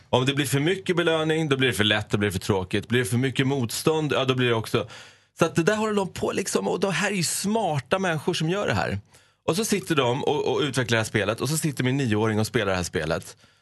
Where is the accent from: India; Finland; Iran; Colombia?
Iran; now in Sweden; jag är från Persien, att jag jobbar med media